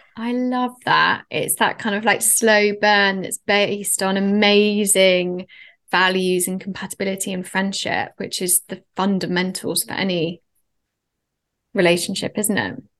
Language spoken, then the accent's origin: English; Oxford, South East England, United Kingdom; moved away as an adult; also born or lived in London; we're both from Oxford. He went to the same school as my brother